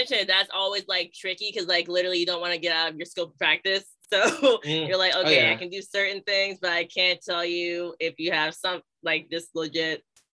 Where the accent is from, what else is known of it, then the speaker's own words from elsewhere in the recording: Southern Virginia, United States; now in Northern New Jersey, United States; So right now I'm in Northern New Jersey, but I was born and raised in Virginia, like Southern Virginia.